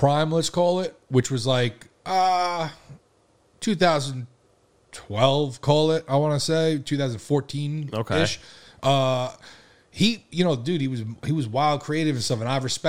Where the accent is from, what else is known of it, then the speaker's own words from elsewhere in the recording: Long Island, New York, United States; we're from Long Island